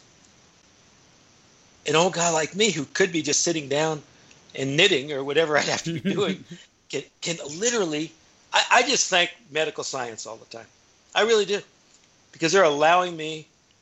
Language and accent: English; Flagstaff, Arizona, United States; moved away as an adult; now in Bend, United States; my hometown of Flagstaff